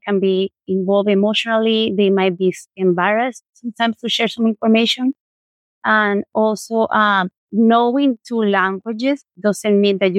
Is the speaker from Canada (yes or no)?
no; Colombia; moved away; I'm from Colombia